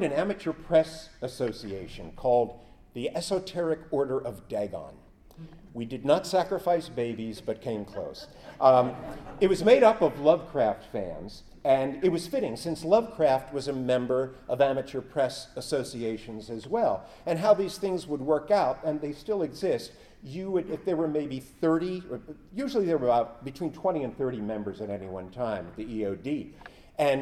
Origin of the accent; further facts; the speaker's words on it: Elizabethtown, United States; my hometown of Elizabethtown